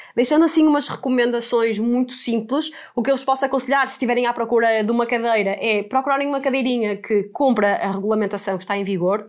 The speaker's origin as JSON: {"language": "Portuguese", "town": "Porto", "region": "Norte", "country": "Portugal", "moved": "yes", "lives_now": "Lisbon, Portugal", "said": "nós somos do Porto e estamos a viver em Lisboa"}